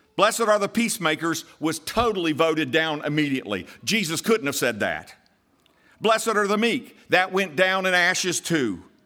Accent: United States

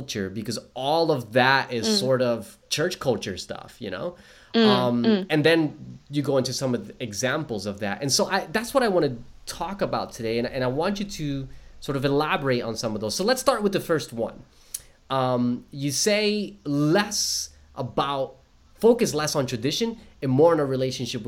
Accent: New Jersey, United States; moved away as an adult; now in Australia; I am from New Jersey

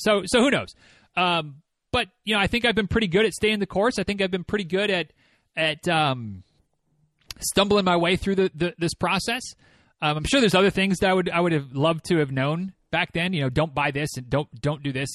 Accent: Michigan, United States; moved away as an adult; now in Georgia, United States; when I was growing up in Michigan

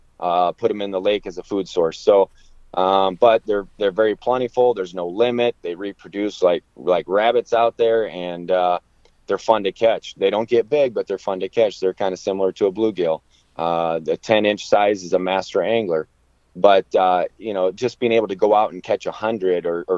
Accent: Iowa, United States; also born or lived in Blue Earth, Minnesota; I'm from Iowa

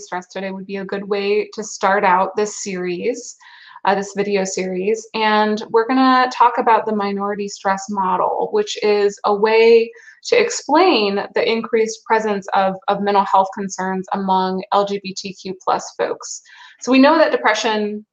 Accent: Durham, North Carolina, United States; I'm originally from Durham

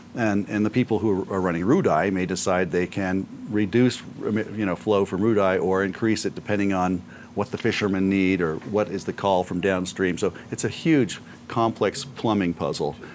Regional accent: Aspen, Colorado, United States; I was born in Aspen in the, mm-hmm. the old hospital.

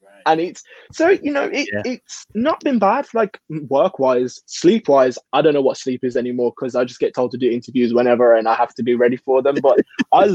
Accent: Birmingham, West Midlands, United Kingdom; Birmingham is obviously my hometown

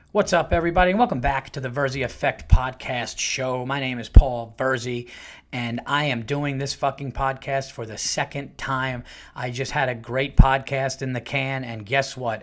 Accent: Yonkers, New York, United States; I was born in Saint John's Riverside in Yonkers

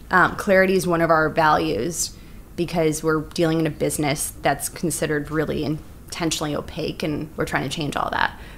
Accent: Bobruisk, Mogilev Region, Belarus; now in United States; We're both from Bobruisk area and our families, Russian immigrants to the states.

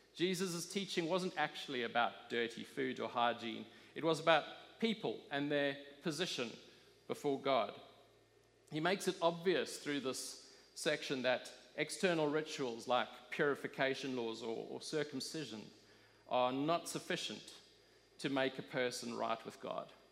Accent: South Africa; I grew up in South Africa

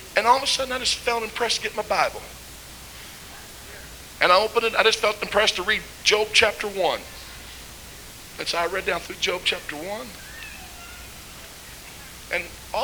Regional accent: Missouri, United States; I'm from Missouri, kind of hard-headed

